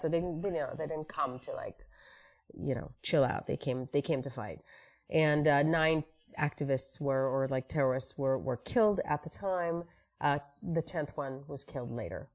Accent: Tel Aviv, Tel Aviv District, Israel; moved away as an adult; now in United States; I grew up in Israel, in Tel Aviv

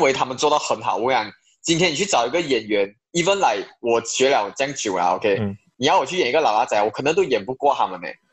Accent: Malaysia; moved away as an adult; also born or lived in China; 希望可以在马来西亚的这一块土地上，把影视表演方面做出一些贡献啊，因为毕竟是我家乡

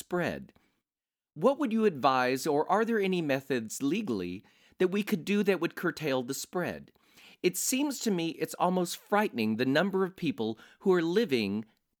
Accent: Fort Worth, Texas, United States; now in Las Vegas, United States; Fort Worth, Texas, my hometown

